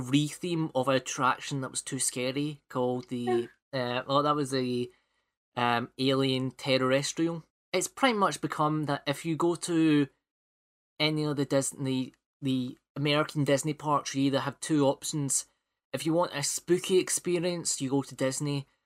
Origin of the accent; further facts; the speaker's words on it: Scotland, United Kingdom; accent: Scottish; my Scottish accent